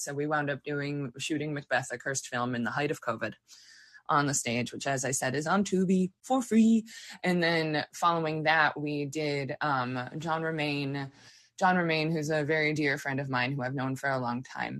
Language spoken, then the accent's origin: English; the Berkshires, Massachusetts, United States; now in New York City, United States; I'm going to go visit my family up in the Berkshires. I'm from the Berkshires in Massachusetts.